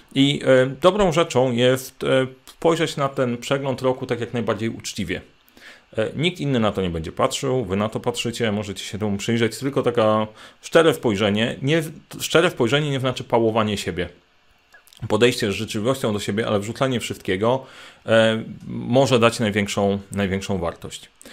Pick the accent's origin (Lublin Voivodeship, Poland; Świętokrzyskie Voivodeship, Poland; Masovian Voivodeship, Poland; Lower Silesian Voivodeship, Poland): Świętokrzyskie Voivodeship, Poland; Sandomierz; Sandomierz, czyli moje rodzinne miasto